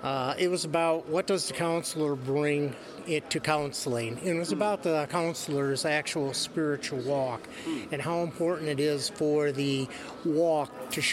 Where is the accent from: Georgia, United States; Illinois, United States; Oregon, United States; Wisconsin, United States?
Wisconsin, United States; Nekoosa; Nacoosa, but our church is in Wisconsin Rapids.